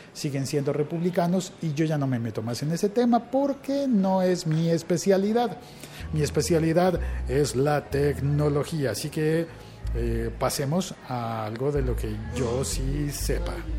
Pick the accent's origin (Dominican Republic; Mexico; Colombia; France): Colombia